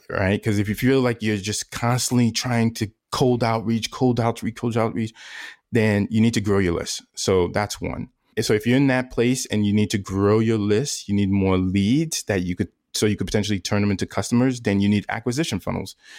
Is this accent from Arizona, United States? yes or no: no; New York, United States; moved away; I'm originally from New York